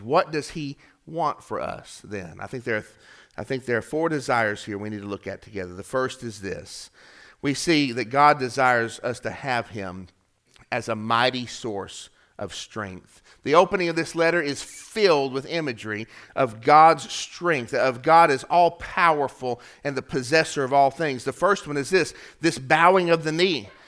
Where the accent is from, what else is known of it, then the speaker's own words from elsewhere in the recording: Chattanooga, Tennessee, United States; we're from Chattanooga